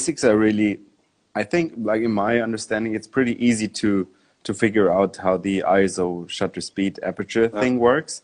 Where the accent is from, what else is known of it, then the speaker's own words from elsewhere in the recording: Munich, Bavaria, Germany; I grew up in Munich, which is close to the mountains